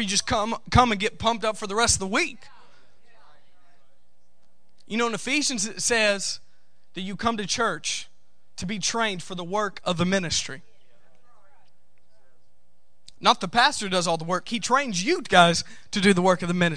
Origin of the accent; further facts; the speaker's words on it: United States; I'm from the United States